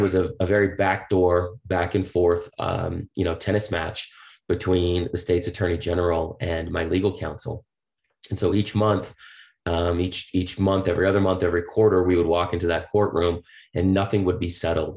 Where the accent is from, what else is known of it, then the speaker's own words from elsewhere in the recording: Boston, Massachusetts, United States; I grew up on the East Coast in Boston